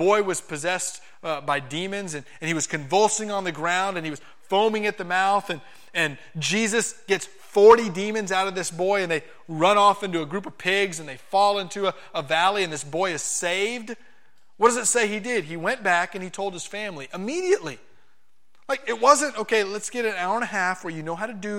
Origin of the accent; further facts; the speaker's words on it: Miami, Florida, United States; moved away; I'm not a farm boy. I'm from Miami, Florida